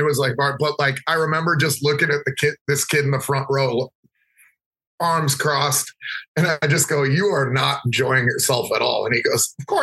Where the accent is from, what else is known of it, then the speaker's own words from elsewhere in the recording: Minneapolis, Minnesota, United States; growing up in Minneapolis